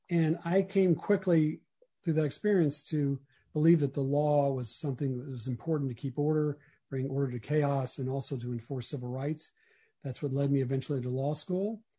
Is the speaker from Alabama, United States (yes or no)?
yes; Mobile, Alabama, United States; moved away; I grew up in Mobile, Alabama, and and uh, I grew up in Mobile, Alabama in the 1960s and 70s, and I was um, Jewish.